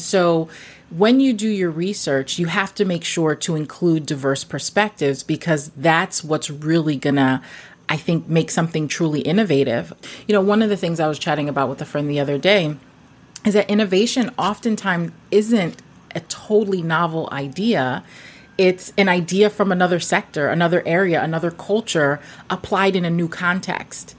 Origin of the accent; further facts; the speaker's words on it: New York City, New York, United States; also born or lived in Guyana; my parents are from Guyana, South America. Mm-hmm. I grew up in Brooklyn.